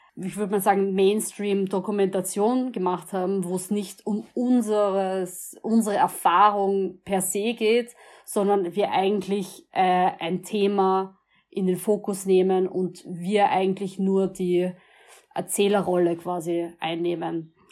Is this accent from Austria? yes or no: yes; Vienna, Austria; als Wiener, man lebt an der Donau, wir sind alle stolz auf die Donau